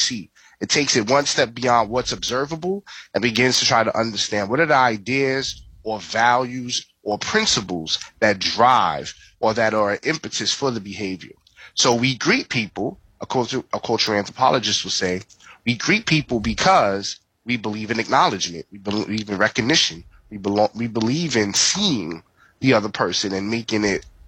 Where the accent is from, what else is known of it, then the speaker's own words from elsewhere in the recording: New York City, New York, United States; I was born and raised in the Bronx, New York